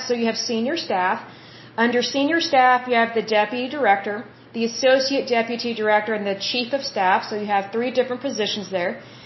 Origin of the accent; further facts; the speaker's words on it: Oklahoma, United States; I'm from Oklahoma, and our tribes